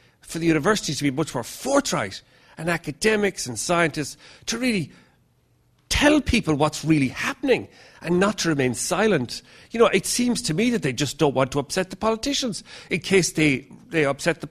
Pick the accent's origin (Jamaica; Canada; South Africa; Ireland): Ireland; now in London, United Kingdom; I'm from Ireland, although I'm based in London now